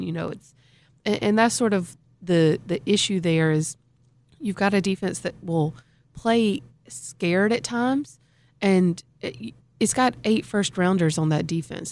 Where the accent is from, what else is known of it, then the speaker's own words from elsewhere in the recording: Alabama, United States; moved away as an adult; also born or lived in Florida; I was born and raised in Alabama